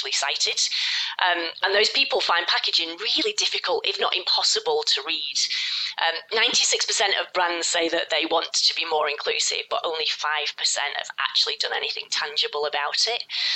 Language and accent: English; United Kingdom; a local school in the UK, my home country